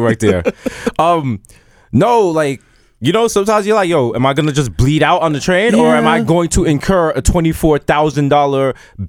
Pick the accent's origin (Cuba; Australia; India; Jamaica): Jamaica; I'm Jamaican.